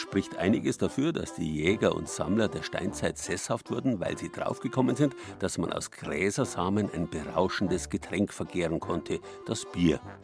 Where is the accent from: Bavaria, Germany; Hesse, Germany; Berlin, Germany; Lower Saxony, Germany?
Bavaria, Germany; bei uns in Bayern